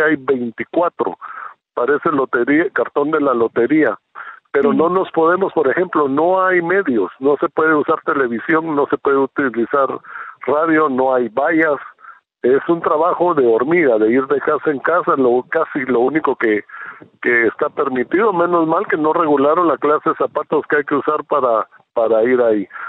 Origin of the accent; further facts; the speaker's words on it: Guatemala; moved away as an adult; now in Israel; soy un guatemalteco, nací en Guatemala, eh, país donde viví 40 años